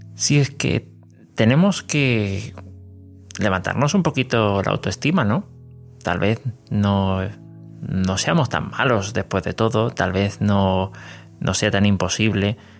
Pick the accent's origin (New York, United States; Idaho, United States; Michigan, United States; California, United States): California, United States; Sacramento; Soy de los Estados Unidos, soy de Sacramento, California